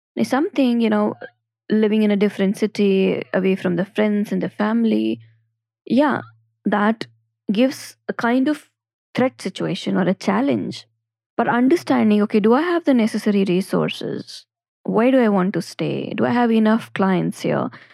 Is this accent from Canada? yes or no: no; Ajmer, Rajasthan, India; also born or lived in Jaipur; now in Delhi NCR, India; I'm from Ajmer, my first city of movement was Jaipur, and now I am in a different city, Delhi N C R